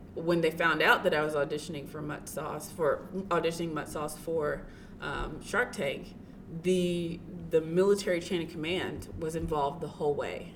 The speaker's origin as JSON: {"language": "English", "region": "Tennessee", "country": "United States", "tie": "born or raised there", "said": "I grew up in Tennessee. I grew up with my grandparents."}